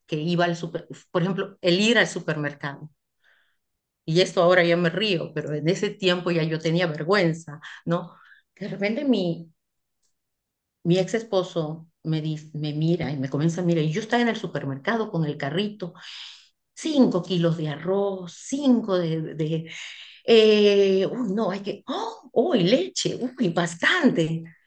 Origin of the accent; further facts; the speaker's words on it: Peru; moved away as an adult; also born or lived in Central African Republic; now in France; Yo me fui de Perú la primera vez a, los 25 años